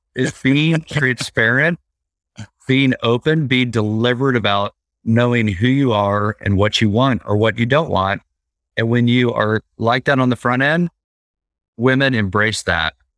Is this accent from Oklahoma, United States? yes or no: yes; Oklahoma, United States; I'm from Oklahoma. I travel to L A on occasion for business trips